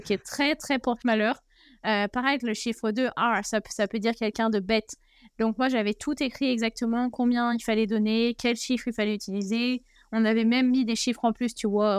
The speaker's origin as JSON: {"language": "French", "country": "France", "also_born_or_lived": "China", "moved": "as an adult", "said": "chez nous en France"}